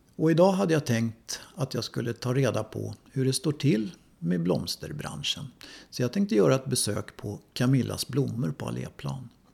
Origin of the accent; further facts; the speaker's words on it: Stockholm, Stockholm County, Sweden; Där jag växte upp, inne på Söder